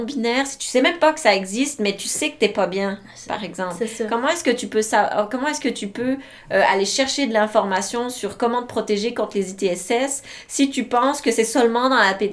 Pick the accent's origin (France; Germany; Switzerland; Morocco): Switzerland; also born or lived in Quebec; now in Canada; grandi en Suisse